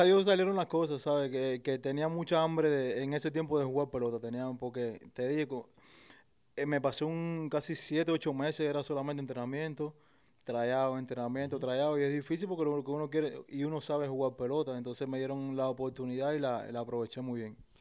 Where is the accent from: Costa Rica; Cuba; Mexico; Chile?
Cuba; Isla de la Juventud; moved away as an adult; yo soy de la isla, es una isla que está fuera de, Cuba